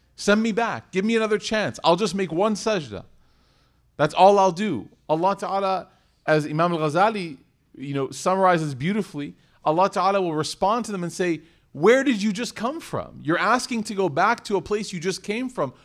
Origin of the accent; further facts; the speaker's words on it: Chicago, Illinois, United States; I was in Chicago. and it was my hometown